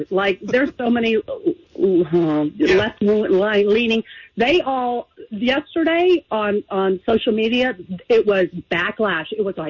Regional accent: Austin, Texas, United States; This is my hometown

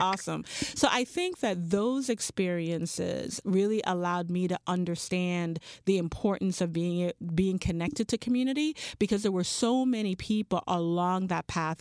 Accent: Charlotte Amalie, U.S. Virgin Islands; moved away; I grew up in Saint Thomas, U S Virgin Islands

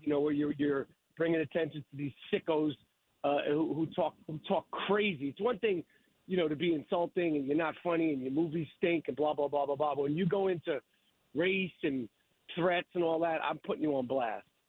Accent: United States; as an American, you know, who's never had a monarchy

